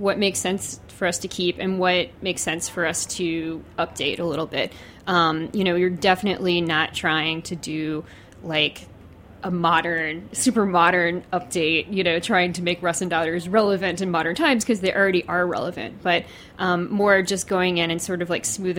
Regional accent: New Orleans, Louisiana, United States; also born or lived in Mandeville, Louisiana; I am actually from Louisiana. I'm from New Orleans, and then lived in a suburb called Mandeville

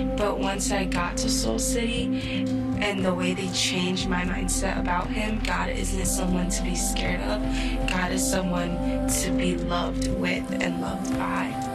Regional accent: Chicago, Illinois, United States; I'm from Chicago, born and raised in Garfield Park and Humboldt Park.

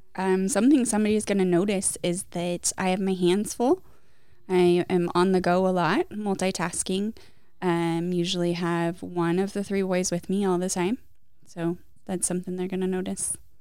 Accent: Gold Hill, Oregon, United States; I grew up in Gold Hill

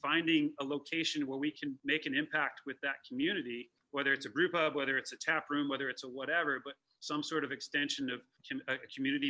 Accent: Chicago, Illinois, United States; how do I shake the kind of perception that I'm this guy from Chicago that you know, moved up here to start this thing. I'm not the guy from Chicago. I'm the guy that lives here.

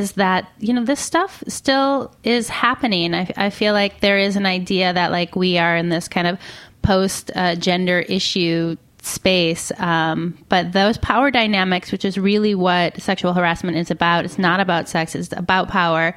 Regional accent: Midwest, United States; I'm from the Midwest

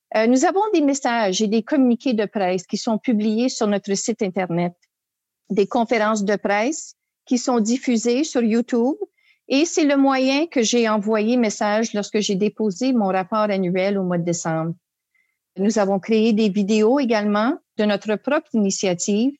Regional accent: Ontario, Canada; en tant que franco-ontarienne et en tant que canadienne

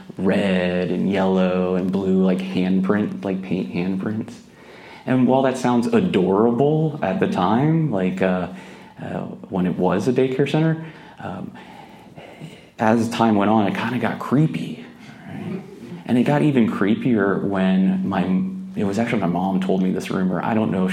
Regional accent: Gulf Coast of Florida, United States; moved away; I grew up in the Gulf Coast of Florida. You know, I'm always going to give love to 850

